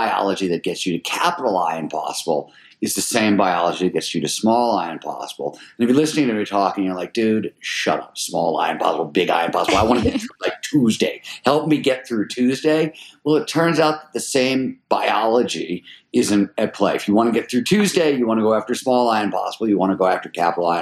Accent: Cleveland, Ohio, United States; I grew up in Cleveland, Ohio in the 70s

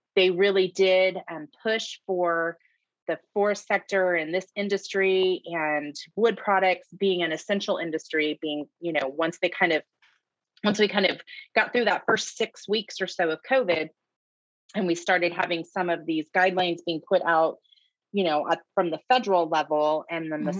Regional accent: Shasta County, California, United States; I'm born and raised in Shasta County

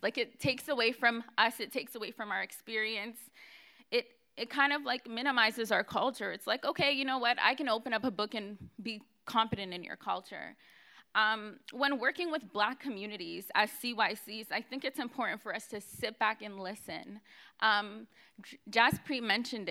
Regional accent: Canada; I'm African Canadian. I was an African Canadian youth

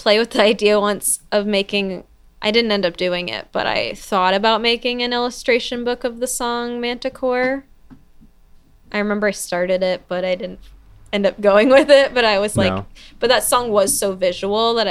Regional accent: New York, United States; moved away as an adult; also born or lived in Athens, Georgia; now in Seattle, United States; I'm from New York. And then I also lived in Athens, Georgia for 5 years before I moved here

